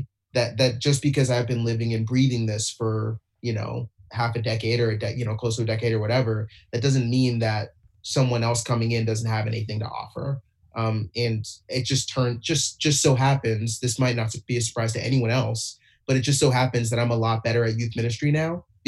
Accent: Ashburn, Virginia, United States; I grew up in Ashburn and just wound up back here at Christian Fellowship Church.

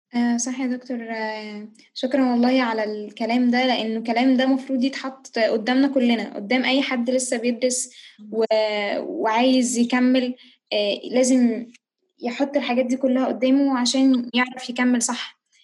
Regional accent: Egypt

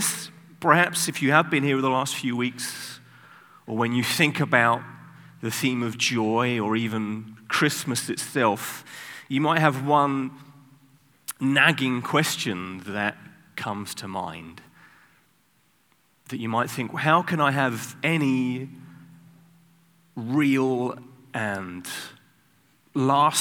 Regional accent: United Kingdom; I'm British

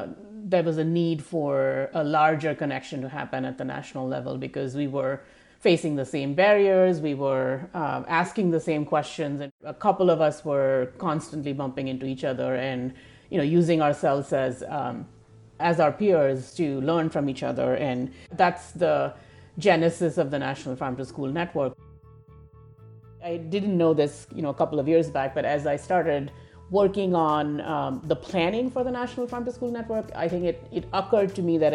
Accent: New Delhi, Delhi, India; moved away as an adult; also born or lived in Thailand / Malaysia / Europe; now in United States; I grew up in India, in the capital city of India, New Delhi, and which is an urban center. And I spent the first 25 years or so of my life in India, in various parts of India.

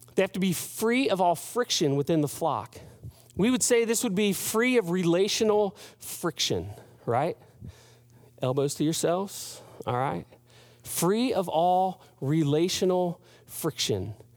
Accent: United States; as an American, as a, a, a guy who's grown up in the Western, uh, hemisphere

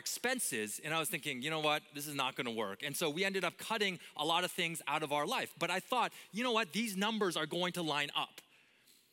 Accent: Vancouver, British Columbia, Canada; moved away as an adult; also born or lived in Minneapolis area; I grew up in Canada, and I grew up in Vancouver, the most beautiful city on earth

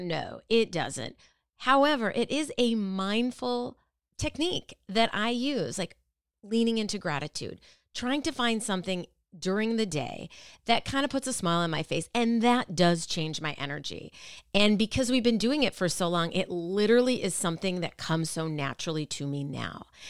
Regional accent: Minneapolis, Minnesota, United States; moved away; I grew up in Minneapolis

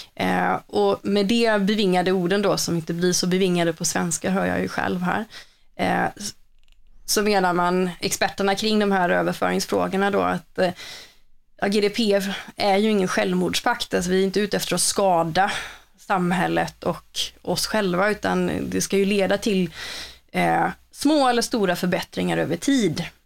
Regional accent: Borås, Västra Götaland, Sweden; moved away; det hörs väl lite att jag inte är från Stockholm eller så, utan jag kommer ju från eh, Boråsområdet

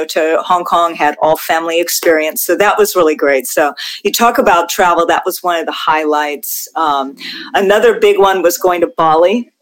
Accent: Hawaii, United States; moved away; I'm from Hawaii and I'm Hawaiian, Chinese, Norwegian. So, you know, I've got that mixed race thing going on. I grew up in a multicultural place

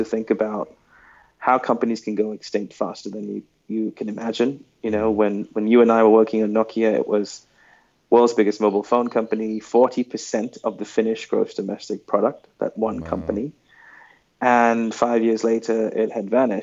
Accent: Sri Lanka; moved away; also born or lived in New York City; I'm a kid from Sri Lanka who grew up obsessed with pop culture

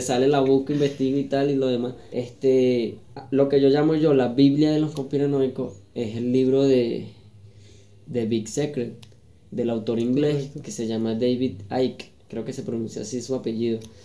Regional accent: Venezuela; moved away; nosotros como venezolanos

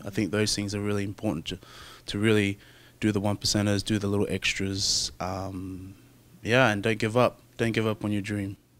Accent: Brisbane, Queensland, Australia; also born or lived in Auckland, New Zealand; I was actually born in Auckland, um, but I was raised in Brisbane, Australia. So I grew up my whole life in Australia, hence the, the accent.

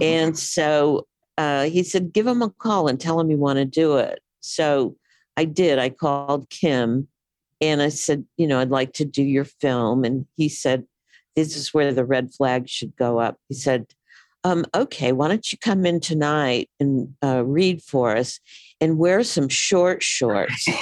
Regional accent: Houston, Texas, United States; moved away as an adult; also born or lived in New York; I'm from Houston. You know, that's where I lived the first 18 years of my life

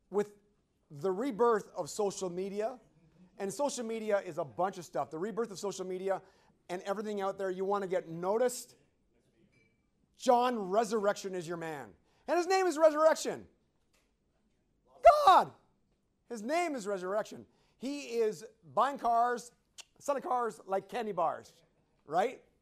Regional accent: East Coast, United States; I'm, a, I'm originally from the East Coast, so the Wizards are my team.

